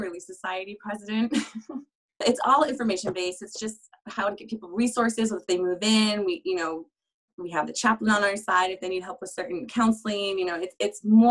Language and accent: English; Utah, United States; I call Utah home. It's where I spent most of my years. I moved a little bit younger than that, but I'm from Utah.